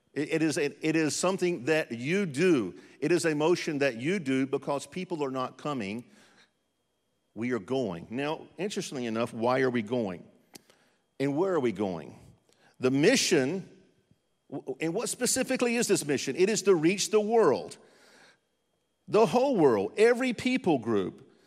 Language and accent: English; North Carolina, United States; moved away; also born or lived in Ukraine; I'm from North Carolina, where English is actually a second language